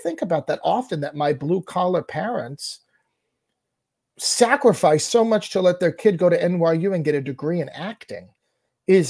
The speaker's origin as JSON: {"language": "English", "town": "Lyndhurst", "region": "New Jersey", "country": "United States", "tie": "born or raised there", "said": "I grew up in Lyndhurst, New Jersey, which was a town that was very focused on athletics"}